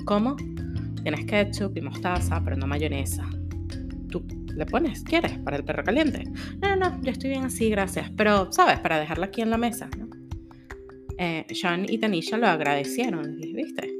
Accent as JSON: {"language": "Spanish", "town": "Caracas", "region": "Capital District", "country": "Venezuela", "moved": "as an adult", "lives_now": "Houston, United States", "said": "yo no soy mexicana, soy venezolana, no soy centroamericana, soy caribeña"}